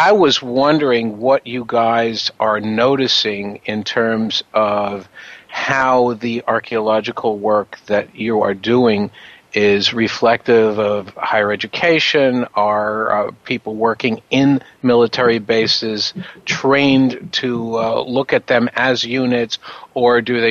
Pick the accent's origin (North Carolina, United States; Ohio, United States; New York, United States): New York, United States; I'm from New York